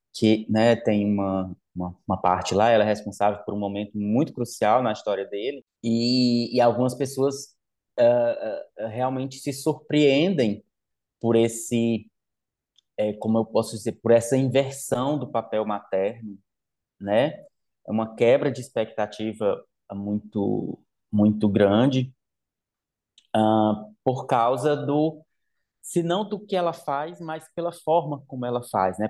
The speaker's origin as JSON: {"language": "Portuguese", "town": "Limoeiro", "country": "Brazil", "tie": "born or raised there", "moved": "as an adult", "said": "na zona rural de Limoeiro, onde eu cresci até os meus 17, meus 17 anos"}